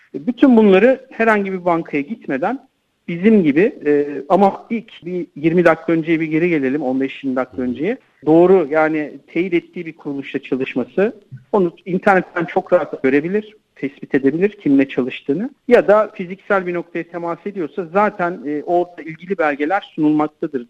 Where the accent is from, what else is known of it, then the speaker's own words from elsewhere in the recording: Turkey; Türkler olarak biz